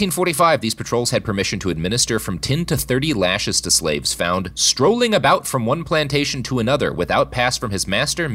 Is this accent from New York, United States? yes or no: no; Missouri, United States; my home state, Missouri.